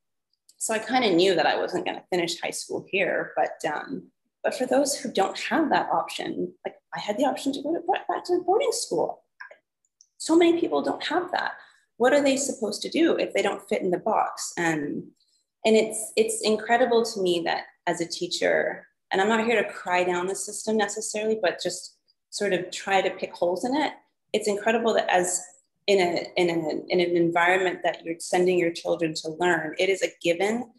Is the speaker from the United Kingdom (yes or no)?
no; Canada; moved away; growing up in Canada, we were able to work at 14.